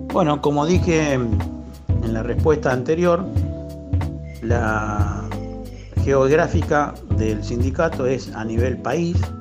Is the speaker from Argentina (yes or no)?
yes; Argentina; somos todos argentinos.